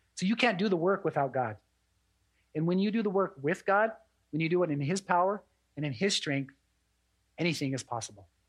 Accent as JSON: {"language": "English", "area": "Fort Belknap Indian Reservation", "region": "Montana", "country": "United States", "said": "I'm also an enrolled member of the Aani tribe out of Fort Belknap Indian Reservation"}